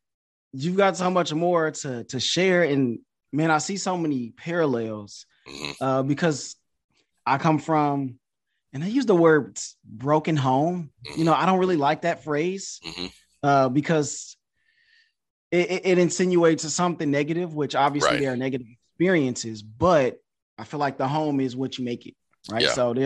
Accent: Detroit, Michigan, United States; also born or lived in Connecticut / China; now in Houston, United States; Like I'm from Detroit, but I live in Houston now. I've lived in Connecticut. I lived in China.

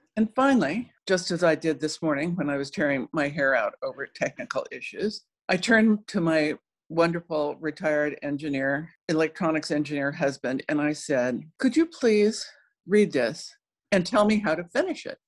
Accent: Cochise County, Arizona, United States; also born or lived in South Dakota; I grew up in Cochise County in the far southeast corner of Arizona, right on the New Mexico Mexican border

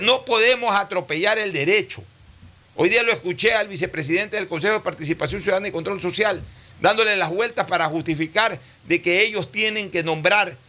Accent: Ecuador; yo he sido mandatario ecuatoriano, he sido eh, diputado del Ecuador

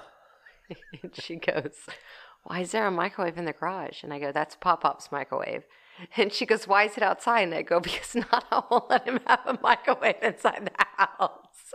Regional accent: Portland, United States; I grew up in Portland. I graduated from high school in Portland

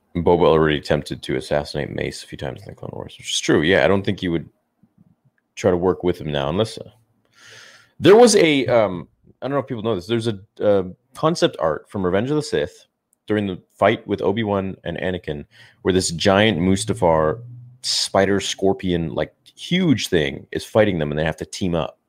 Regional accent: Canada; I'm from Canada

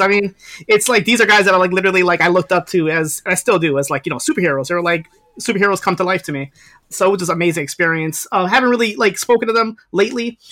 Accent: New York, United States; I'm here from New York. I'm in Westchester, which is like 10 minutes away from like New York City

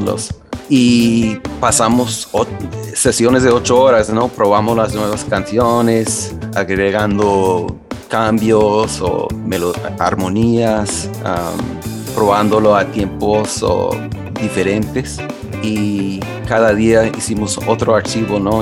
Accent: Philadelphia, Pennsylvania, United States; yo crecí en Filadelfia

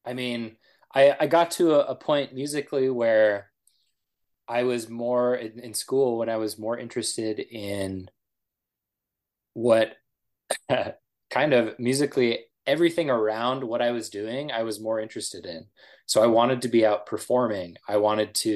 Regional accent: Nevada, United States; moved away as an adult; also born or lived in Idaho; I grew up in Nevada

